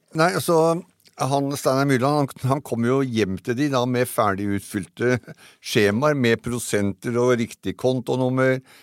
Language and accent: Norwegian; Eastern Norway, Norway; Her nede på Østlandet